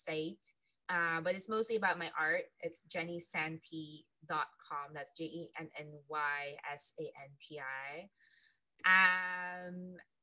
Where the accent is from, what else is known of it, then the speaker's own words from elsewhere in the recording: Philippines; moved away; I'm from the Philippines.